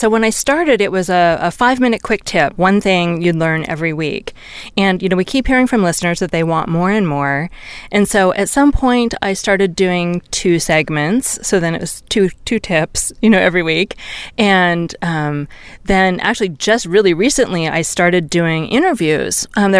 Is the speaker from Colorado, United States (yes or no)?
no; California, United States; because I'm from Silicon Valley. That's how I think of myself, where I spent all my formative years.